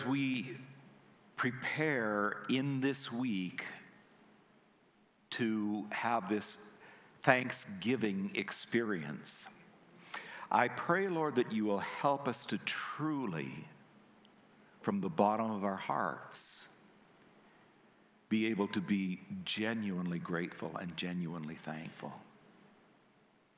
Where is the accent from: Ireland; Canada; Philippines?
Canada; I'm Canadian